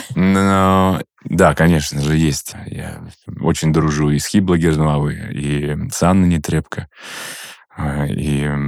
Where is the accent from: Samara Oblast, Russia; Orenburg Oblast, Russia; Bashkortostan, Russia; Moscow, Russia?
Bashkortostan, Russia; Ufa; я вырос в Уфе